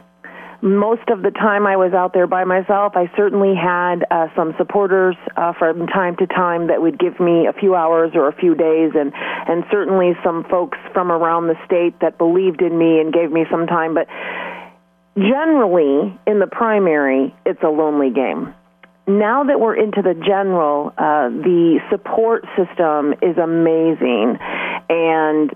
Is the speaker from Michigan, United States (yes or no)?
yes; Delta Township, Michigan, United States; now in Mulliken, United States; I was raised in Delta Township, so I grew up right off Kreitz Road between Saginaw and Willow. So I'm from that area